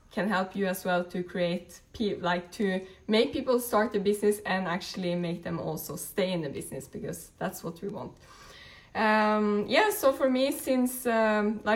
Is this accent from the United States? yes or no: no; Norway; moved away; I'm originally from Norway.